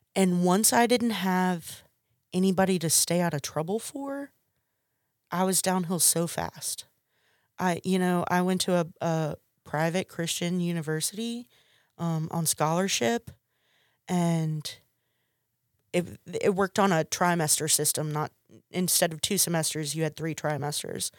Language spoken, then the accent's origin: English; McComb, Mississippi, United States; also born or lived in Hattiesburg, Mississippi; started attending the junior college in my hometown